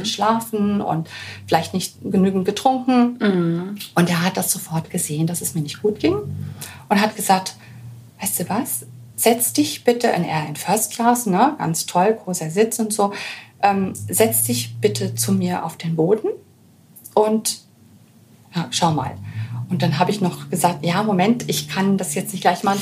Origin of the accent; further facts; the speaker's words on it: Germany; als Deutsche